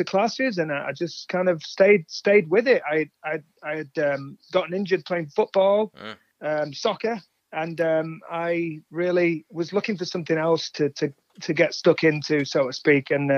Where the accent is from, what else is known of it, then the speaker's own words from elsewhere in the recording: England, United Kingdom; also born or lived in Atlanta; now in United States; I moved from England. I'm from England originally.